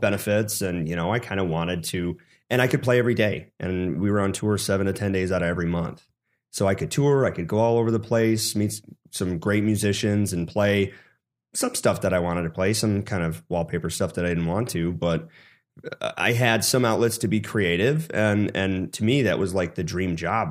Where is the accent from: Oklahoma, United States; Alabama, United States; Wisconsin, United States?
Wisconsin, United States; Sun Prairie; moved away; I grew up in the Madison, Wisconsin area, Sun Prairie